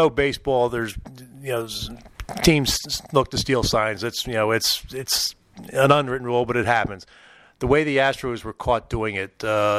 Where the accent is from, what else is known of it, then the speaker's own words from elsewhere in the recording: Philadelphia, Pennsylvania, United States; I'm born and raised in Philadelphia and a Phillies fan.